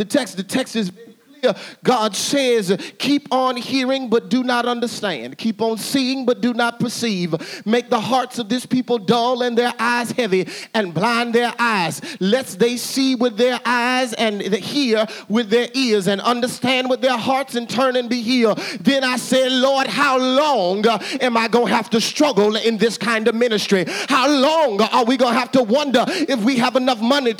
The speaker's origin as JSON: {"language": "English", "town": "Little Rock", "region": "Arkansas", "country": "United States", "tie": "born or raised there", "said": "I grew up in Arkansas. I grew up in Arkansas, in Little Rock, Arkansas."}